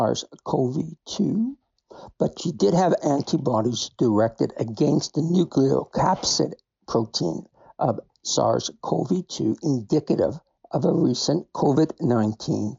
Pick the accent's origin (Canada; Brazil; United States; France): Canada; As a Canadian